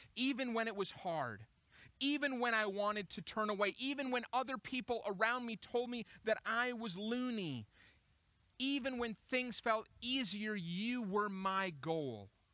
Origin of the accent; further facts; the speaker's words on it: Minneapolis, Minnesota, United States; Minneapolis. It's my hometown